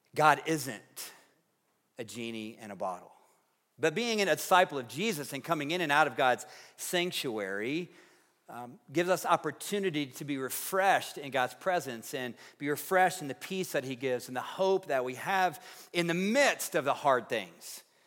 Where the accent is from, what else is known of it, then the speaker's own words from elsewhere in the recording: Tennessee, United States; now in Fort Collins, United States; growing up in Tennessee